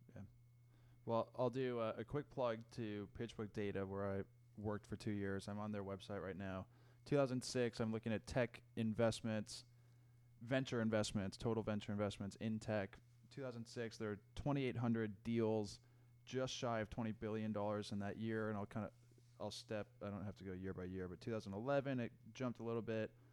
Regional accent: Denver, Colorado, United States; I grew up in Denver

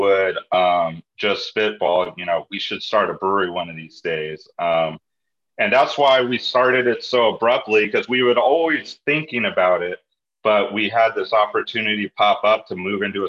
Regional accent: California, United States; myself and my other co-owner, born and raised in California

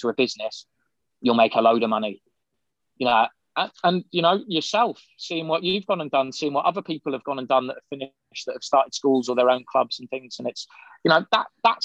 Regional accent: United Kingdom; also born or lived in Shropshire; I lived right near the Welsh border in Shropshire. You know, I never saw it. All I saw was a road sign whenever I went into Wales. But at the same time, I'm very proud of being British

